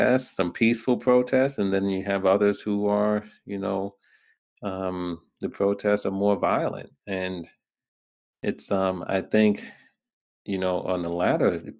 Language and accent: English; New York, United States; also born or lived in Brooklyn; I was born in Brooklyn. raised in Queens